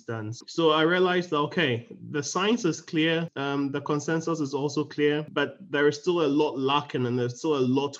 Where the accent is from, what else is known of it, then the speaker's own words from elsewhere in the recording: Ghana; I'm from Ghana. Because I grew up also like you in a pastoral family, we used to move around a lot